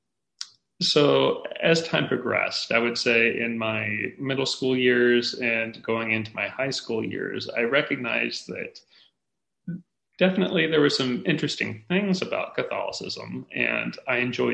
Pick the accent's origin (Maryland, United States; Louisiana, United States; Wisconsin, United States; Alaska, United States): Alaska, United States; I grew up in Alaska